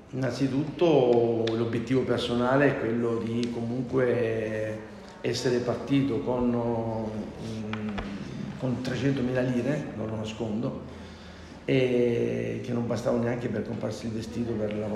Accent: San Simone, near Gallipoli, province of Lecce, Apulia, Italy; moved away as an adult; now in Milan, Italy; sono della provincia di Lecce, un paesino, una frazione nel comune di San Nicola, esattamente la frazione San Simone, esattamente a 6-7 km da Gallipoli.

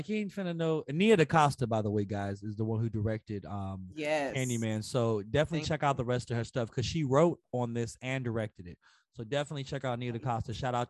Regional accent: Chicago, Illinois, United States; as a Chicagoan.

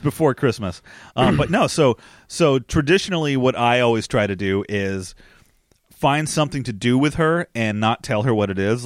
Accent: United States; also born or lived in New Jersey; Growing up in New York and New Jersey

